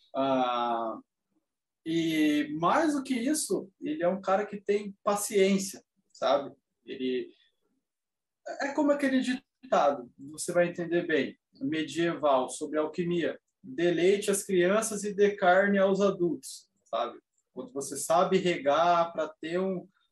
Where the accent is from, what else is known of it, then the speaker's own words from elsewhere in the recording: Brazil; como bom brasileiro, a minha família em si é, tem bases no catolicismo